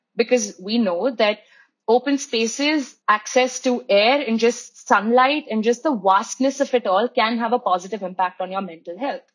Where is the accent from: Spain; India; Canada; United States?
India; Mumbai, Maharashtra; moved away; I am a second generation Mumbaikar. My grandparents moved from the south to Bombay. My mom was born and raised in Bombay. So I grew up with the crowd.